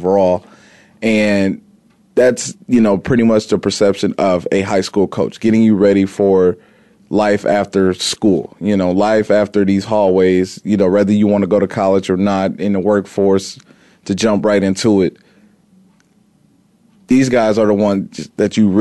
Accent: Indiana, United States; growing up in Indiana

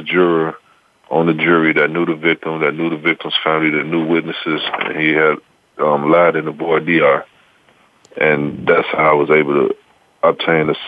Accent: Chicago, Illinois, United States; I'm from Chicago

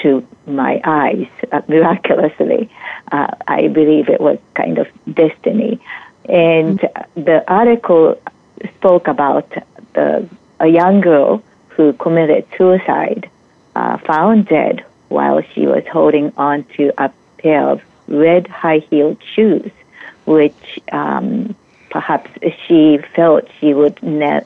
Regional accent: Japan; moved away as an adult; now in United States; I am originally from Japan.

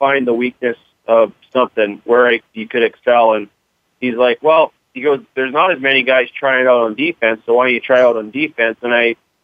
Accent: Edmonton, Alberta, Canada; I grew up in Edmonton, Alberta.

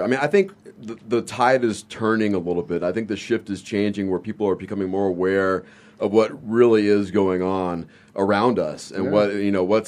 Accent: Victorville, California, United States; moved away; I'm from Southern California

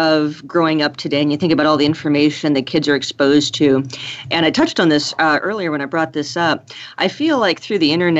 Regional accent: Silver City, New Mexico, United States; there's a great charter school in my hometown of Silver City

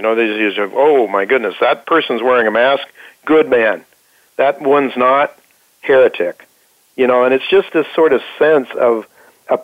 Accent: Ohio, United States; people that made a decent salary like those I grew up with in Ohio and the Midwest in the 1960s and even 1970s

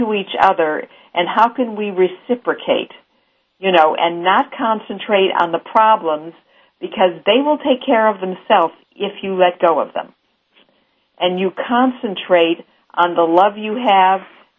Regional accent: Missouri, United States; because I'm from Missouri, which means the show me state.

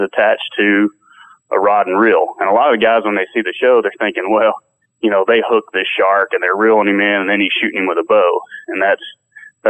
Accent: Texas, United States; I'm from Texas

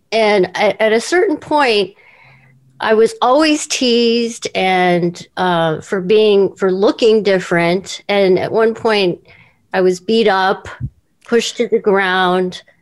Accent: Seoul, South Korea; born there; I was born in Seoul, Korea, and my parents had no no work.

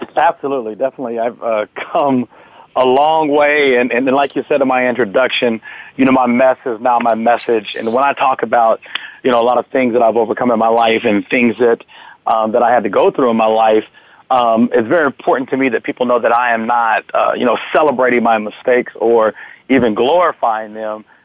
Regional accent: Fort Worth, Texas, United States; I was born and raised in Fort Worth, Texas

